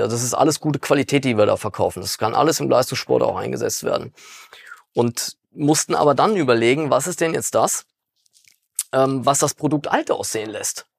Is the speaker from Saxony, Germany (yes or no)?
no; Frankfurt, Hesse, Germany; moved away; also born or lived in Dornburg; Wir kommen ja gar nicht aus dem Westerwald. Ne? Wir mhm. kommen ja tatsächlich aus Frankfurt eigentlich